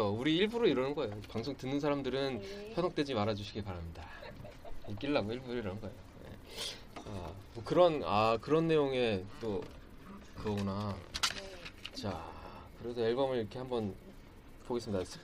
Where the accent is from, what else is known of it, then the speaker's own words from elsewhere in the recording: Daegu, South Korea; 저는 대구 사람. 대구 사람.